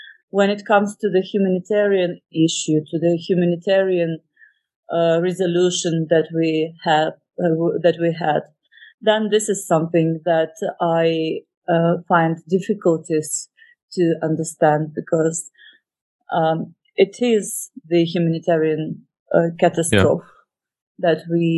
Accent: Odesa, Odesa Oblast, Ukraine; I grew up in Odessa. I graduated from the school in Odessa region because my father was a military man.

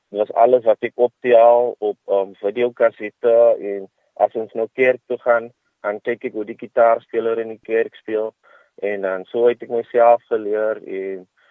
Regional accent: Kraaifontein, Western Cape, South Africa; van Kraaifontein

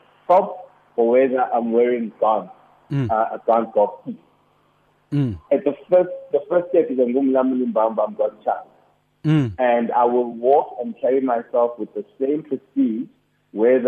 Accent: Durban, KwaZulu-Natal, South Africa; now in Johannesburg, South Africa; I grew up in Durban. I grew up in Durban.

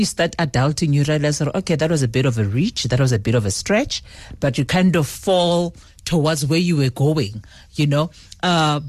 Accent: Seshego, Limpopo, South Africa; moved away as an adult; also born or lived in Lebowakgomo, Limpopo; now in Johannesburg, South Africa; I was born in Seshego. That's where I grew up. And eventually my family moved to Lebowakgomo. And after that, then I went to boarding school

